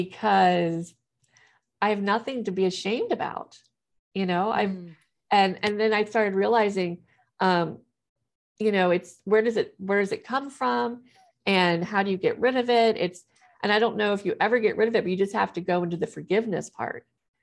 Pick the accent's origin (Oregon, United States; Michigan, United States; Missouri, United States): Missouri, United States; also born or lived in Ohio; I was born in Ohio, church there. Then we moved to Missouri.